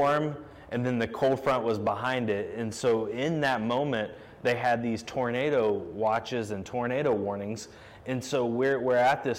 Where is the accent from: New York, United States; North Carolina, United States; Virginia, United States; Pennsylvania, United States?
North Carolina, United States; Charlotte; when I was a kid growing up in Charlotte